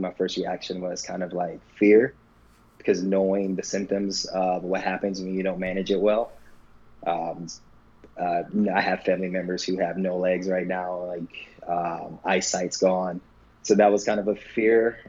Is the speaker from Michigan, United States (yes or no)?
yes; Michigan, United States; moved away as an adult; also born or lived in Boston; now in Los Angeles, United States; I grew up in Michigan